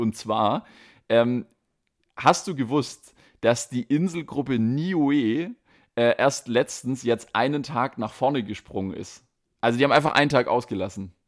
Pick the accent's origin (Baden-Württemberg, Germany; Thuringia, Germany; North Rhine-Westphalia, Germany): Baden-Württemberg, Germany; Stuttgart; accent: Swabian; dass ich äh, aus Stuttgart komme